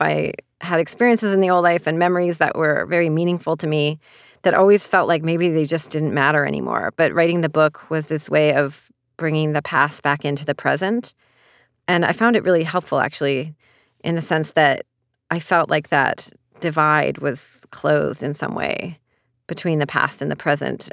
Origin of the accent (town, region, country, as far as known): Canada; moved away as an adult; also born or lived in China; now in New York City, United States